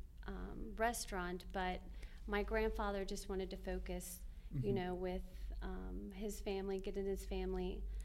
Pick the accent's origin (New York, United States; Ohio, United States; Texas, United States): Ohio, United States; Cincinnati; being from Cincinnati, my whole life, I'm first born generation